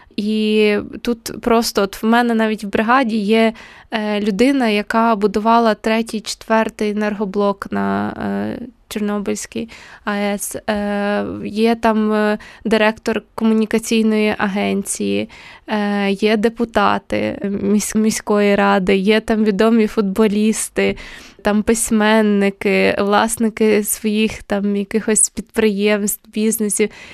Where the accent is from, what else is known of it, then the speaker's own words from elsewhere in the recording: Ukraine; moved away; в моєму рідному місті